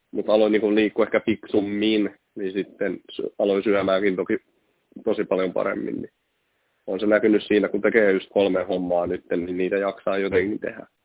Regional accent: Lappeenranta, South Karelia, Finland; Kun mähän myönnän, tai tykkään sanoa, että olen Lappeenrannasta. Tuohan mä nyt aina Koskissa niin kuin melkein asunut.

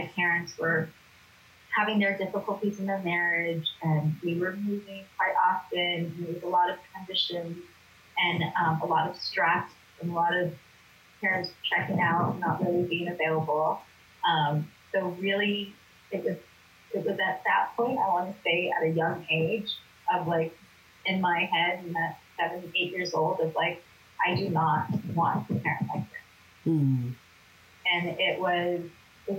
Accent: Los Angeles, California, United States; I grew up here in Los Angeles

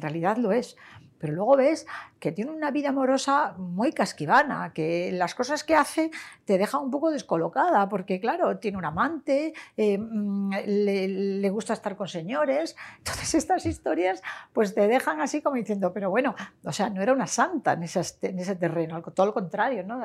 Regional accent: Sarria, Lugo, Galicia, Spain; now in Marbella, Spain; mi pueblo, que es de Sarre Lugo

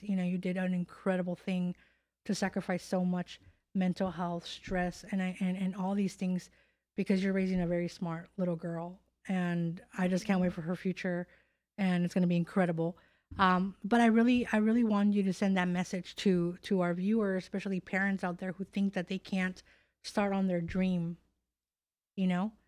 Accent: California, United States; moved away; also born or lived in Chicago / Miami / New York; I'm born and raised in California

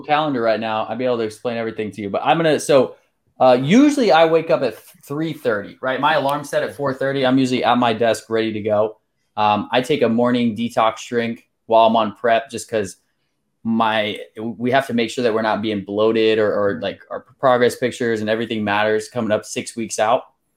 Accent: Pennsylvania, United States; moved away as an adult; also born or lived in Salisbury, Maryland / Whidbey Island, Washington / Hawaii / Saint Louis; I moved over to Sailorsburg, Pennsylvania, not too long after that. I was there for about, let's see, fourteen years

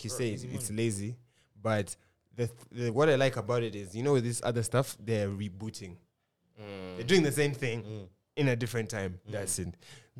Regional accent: Philadelphia, Pennsylvania, United States; I'm from Philly.

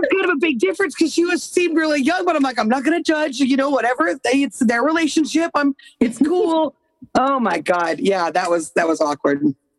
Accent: Corvallis, Oregon, United States; I'm from Corvallis

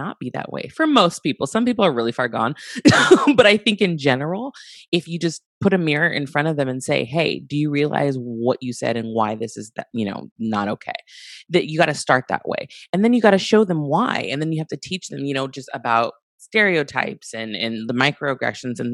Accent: Santa Barbara, California, United States; Growing up in Santa Barbara, I grew up in predominantly white space

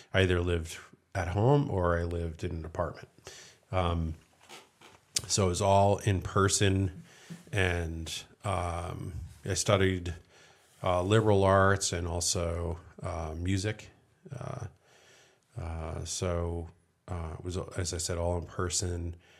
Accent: East Coast, United States; moved away; having been born and raised on the East Coast

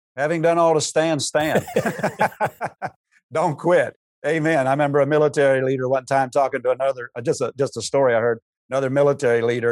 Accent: Pennsylvania, United States; moved away as an adult; now in Cedar Rapids, United States; I grew up in Pennsylvania

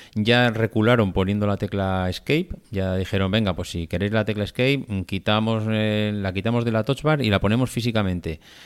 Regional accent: Logroño, La Rioja, Spain; que somos de Logroño, de la Laurel

